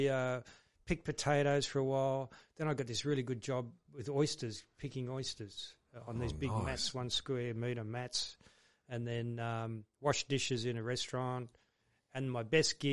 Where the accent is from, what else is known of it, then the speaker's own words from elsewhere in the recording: Oak Flats, New South Wales, Australia; also born or lived in Kiama / Sydney / France; Born in Kiama, and lived in Oak Flats most of my life